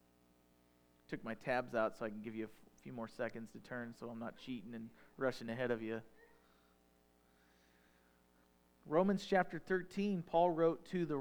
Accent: United States; I'm an American

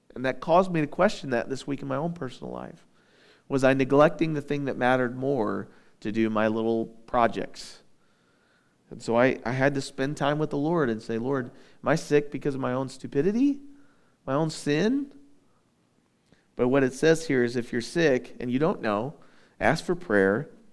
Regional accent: United States; we're Americans

